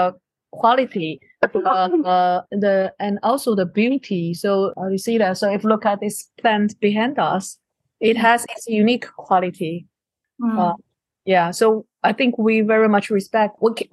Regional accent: China; also born or lived in Taiwan; now in Netherlands; I grew up in China. I moved around in several places

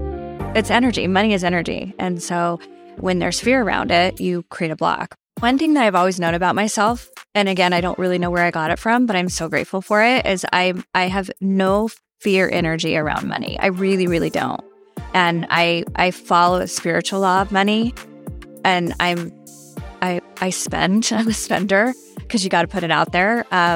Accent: Las Cruces, New Mexico, United States; So I was born and raised in Las Cruces, New Mexico. It's, Southwest and a melting pot of lots of different cultures.

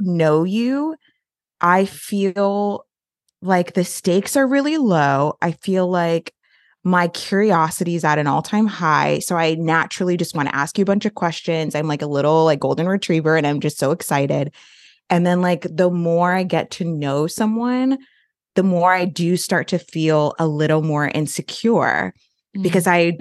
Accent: Florida, United States; also born or lived in Austin, Texas; now in Winston-Salem, United States; I am kind of a forever transplant. I am from Florida

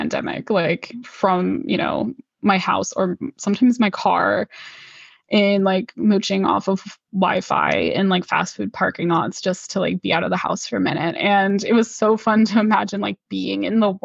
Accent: Pennsylvania, United States; my hometown in Pennsylvania

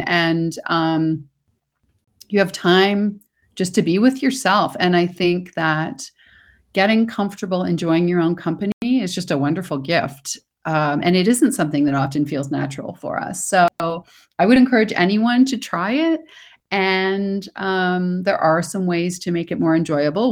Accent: Toronto, Ontario, Canada; moved away; I'm originally from Toronto

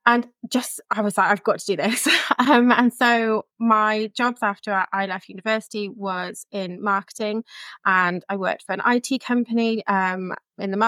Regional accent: Chippenham, South West England, United Kingdom; moved away as an adult; also born or lived in Cardiff; now in Barry, United Kingdom; Originally, I'm from England, in Chippenham, just outside of Bath in Wiltshire, and I moved to Cardiff for university

